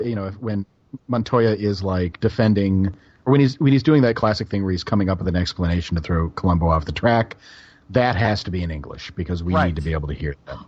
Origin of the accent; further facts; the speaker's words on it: Tucson, Arizona, United States; now in Pacific Northwest, United States; I'm from Tucson